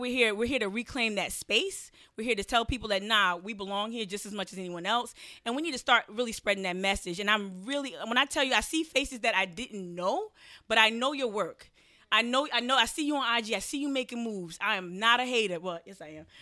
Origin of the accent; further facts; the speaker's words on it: New Jersey, United States; I'm from New Jersey.